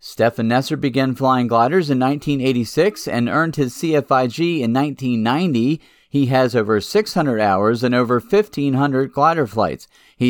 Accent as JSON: {"language": "English", "region": "Minnesota", "country": "United States", "tie": "born or raised there", "moved": "yes", "said": "I grew up in Minnesota for part of my childhood"}